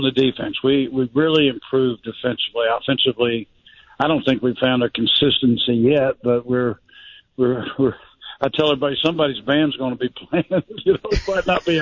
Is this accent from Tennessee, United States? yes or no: yes; Middle Tennessee, United States; I'm from Middle Tennessee, so I'm a Tennessee fan